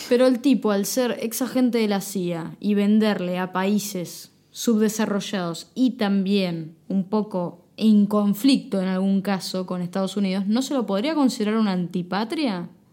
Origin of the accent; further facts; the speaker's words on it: Argentina; como argentino polista, modelo.